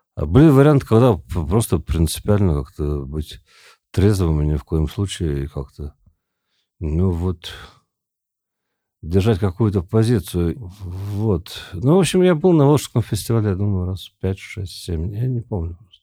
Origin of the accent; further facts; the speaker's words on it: Tomsk, Tomsk Oblast, Russia; moved away as an adult; also born or lived in South Carolina, United States; now in Moscow, Russia; Я вообще из Томска, я жил на реке